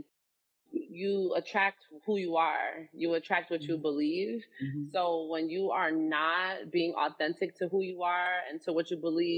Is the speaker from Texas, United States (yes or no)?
no; North New Jersey, United States; I'm from North New Jersey